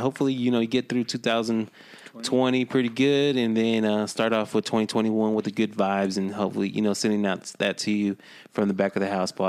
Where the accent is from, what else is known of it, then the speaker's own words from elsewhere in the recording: Texas, United States; We're from Texas, but you know our parents are from Mexico